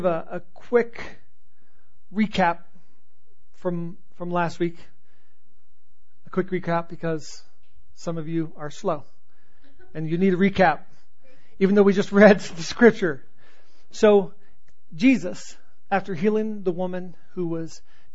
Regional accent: Southern California, United States; I grew up in Southern California

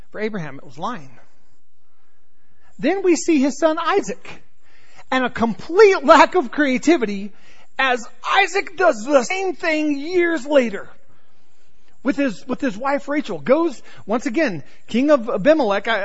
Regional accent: North Carolina, United States; born there; accent: Southern; I was born in North Carolina, so if I go back to North Carolina for any extended period of time or even the South, before you know it, I'm, my Southern accent has come back.

